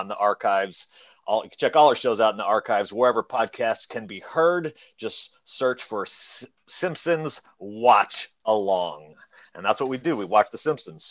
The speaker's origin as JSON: {"language": "English", "town": "St. Louis", "region": "Missouri", "country": "United States", "moved": "as an adult", "lives_now": "Knoxville, United States", "said": "I'm from St. Louis."}